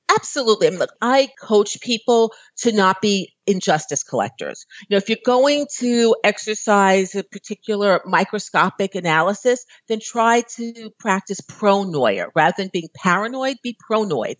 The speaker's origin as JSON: {"language": "English", "region": "New York", "country": "United States", "moved": "as an adult", "said": "I'm from New York"}